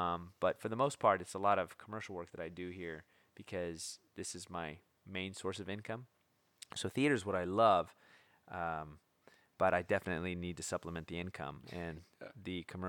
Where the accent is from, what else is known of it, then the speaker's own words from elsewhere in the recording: San Pedro, California, United States; now in Portland, United States; Southern California, San Pedro by Long Beach.